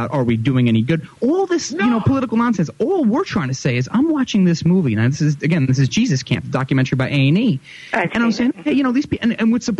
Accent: New York, United States; also born or lived in Connecticut; We're from New York.

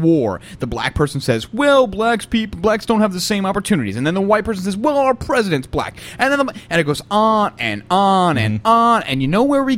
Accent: the South, United States; I'm from the South

